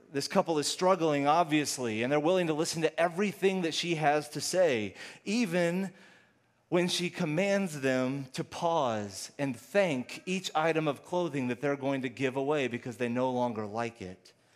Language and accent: English; Houston, Texas, United States; also born or lived in Austin; I'm originally from Houston